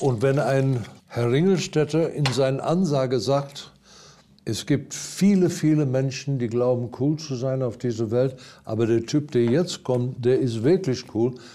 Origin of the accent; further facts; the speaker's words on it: Durban, KwaZulu-Natal, South Africa; German is a second language; moved away; Ich bin am Strand aufgewachsen, direkt am Strand haben wir in der ersten Reihe in Hochhäuser